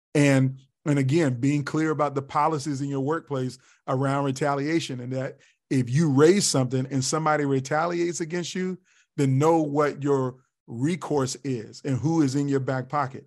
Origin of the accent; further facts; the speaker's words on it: Tidewater, Virginia, United States; now in Columbia, South Carolina, United States; a hip hop kid growing up in Virginia